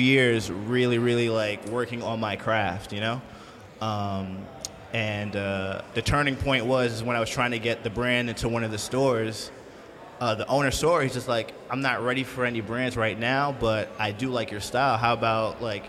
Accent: Long Island, New York, United States; my hometown of Long Island

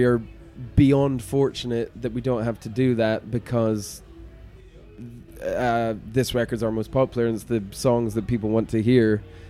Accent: Scotland, United Kingdom; we're from Scotland

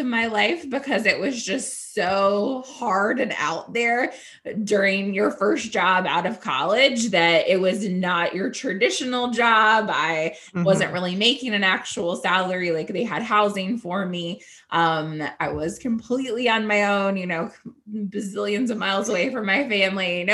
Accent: Raleigh, North Carolina, United States; also born or lived in Winston-Salem area, North Carolina / King, North Carolina / Durham, North Carolina; mostly lived in Raleigh growing up. I lived in Oakwood, right downtown, for like 13 years of my life

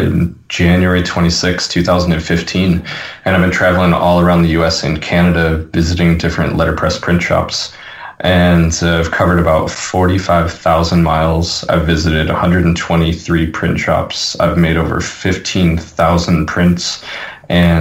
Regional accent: Buffalo, New York, United States; my hometown, though. That sounds like Buffalo.

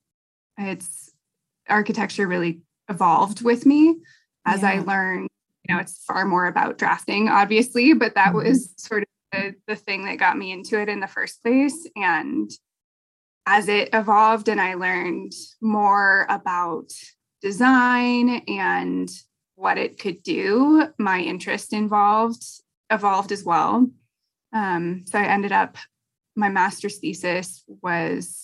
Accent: Helena, Montana, United States; now in Bozeman, United States; I'm from Helena, Montana, and I live in Bozeman currently.

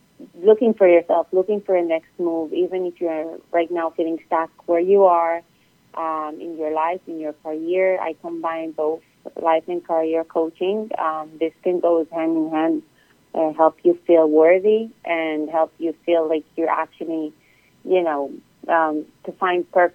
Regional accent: Israel; moved away as an adult; also born or lived in Europe; now in United States; I'm originally from Israel.

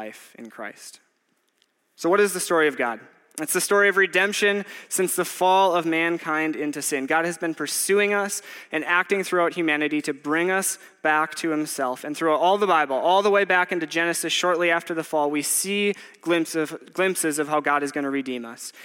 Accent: Waupaca, Wisconsin, United States; moved away; I grew up in Waupaca, Wisconsin, which is about 2 hours north of here

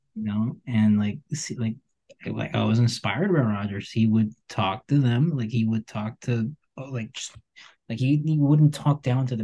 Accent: Colombia; I'm from Colombia

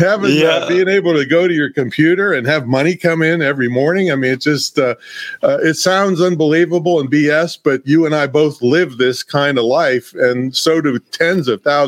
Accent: Claysville, Pennsylvania, United States; I came from a small town. 500 people is my hometown, and it's still, that's the population today

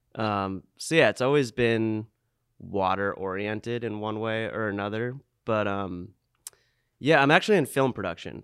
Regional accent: Old Orchard Beach, Maine, United States; Old Orchard, my, my hometown

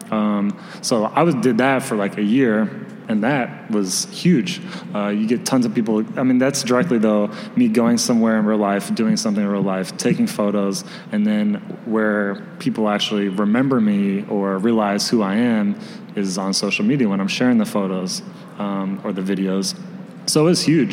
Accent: Springfield, Illinois, United States; moved away as an adult; now in Chicago, United States; I'm from Springfield, Illinois. So I moved here almost 3 years ago

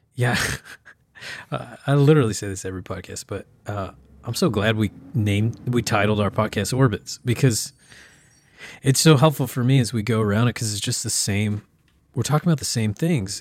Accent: small town Oklahoma, United States; moved away; that grew up in small town Oklahoma

